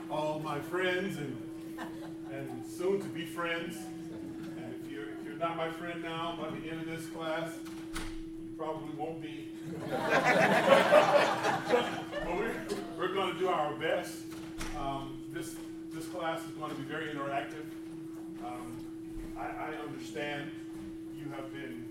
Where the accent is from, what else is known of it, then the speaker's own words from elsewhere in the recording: California, United States; also born or lived in Birmingham, Alabama; I don't know if I'm a native Californian or not, but I've been here since I was two. So, I was born in Birmingham, Alabama